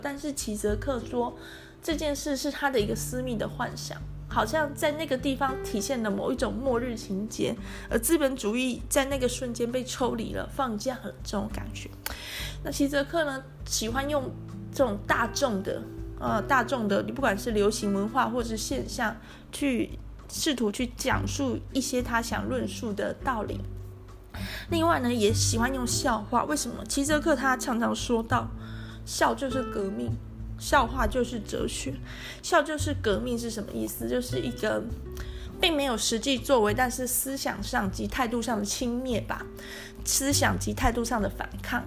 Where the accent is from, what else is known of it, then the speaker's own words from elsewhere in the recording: Tainan, Taiwan; 我住家里，我是台南人